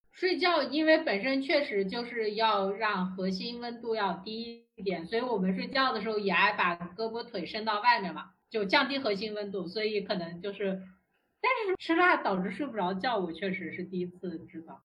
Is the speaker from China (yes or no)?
yes; China; 我们中国人